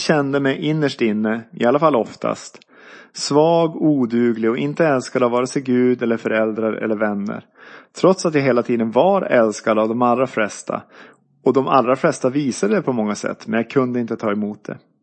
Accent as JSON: {"language": "Swedish", "town": "Byske", "region": "Västerbotten County", "country": "Sweden", "tie": "born or raised there", "also_born_or_lived": "Umeå", "said": "jag föddes 1971 i Umeå men är uppvuxen i Byske, tre mil norr om Skellefteå i Västerbotten"}